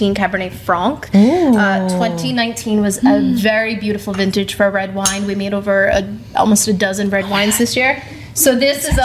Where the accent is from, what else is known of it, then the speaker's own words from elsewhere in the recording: Long Island, New York, United States; I grew up on Long Island